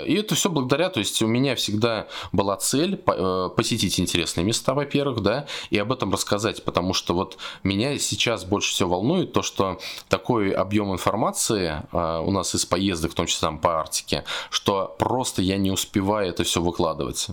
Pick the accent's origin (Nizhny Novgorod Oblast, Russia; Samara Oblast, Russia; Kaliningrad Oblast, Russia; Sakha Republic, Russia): Samara Oblast, Russia; Samara; я сам из Самары